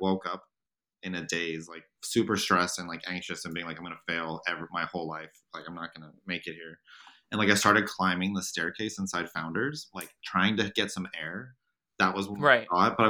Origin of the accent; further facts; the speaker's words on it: the South, United States; moved away as an adult; also born or lived in Germany / Greece / New York; I grew up in the South where things are maybe two stories tall